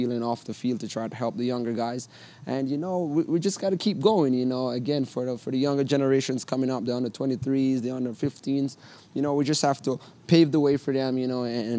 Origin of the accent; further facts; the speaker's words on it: Jamaica; moved away as an adult; also born or lived in Connecticut; Even leaving Jamaica, going to Connecticut was very tough. You know, I'm going from nice, hot Jamaica